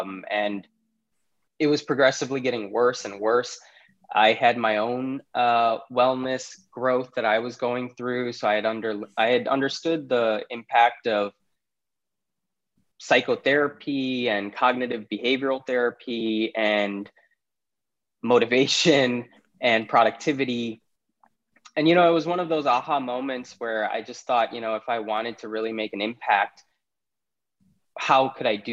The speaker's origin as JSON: {"language": "English", "town": "Naperville", "region": "Illinois", "country": "United States", "tie": "born or raised there", "also_born_or_lived": "Karachi, Pakistan", "said": "Grew up in Chicago, particularly the suburbs called Naperville. Was lucky enough to go through K-12 in Naperville as well"}